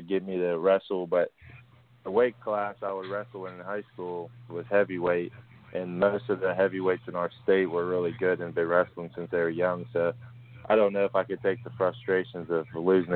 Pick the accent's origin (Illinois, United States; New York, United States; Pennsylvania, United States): Pennsylvania, United States; Pittsburgh; I'm from the Still City where everybody works hard for their money.